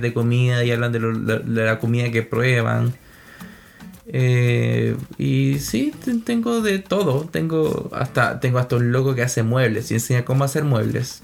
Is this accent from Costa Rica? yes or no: yes; Costa Rica; moved away; yo soy costarricense, entonces venimos de una cultura gastronómica también muy distinta